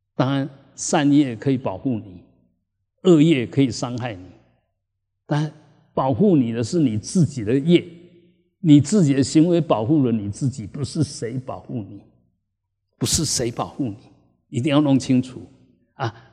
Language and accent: Chinese; Taiwan; 我们台湾人